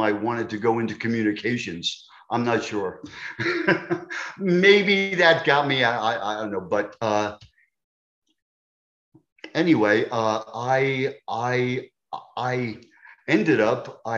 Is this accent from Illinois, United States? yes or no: no; New York, United States; accent: New York; moved away; also born or lived in Delaware; I'm a New Yorker. Tough kids. Tough kids and unmerciful. I mean, I had to fight almost every day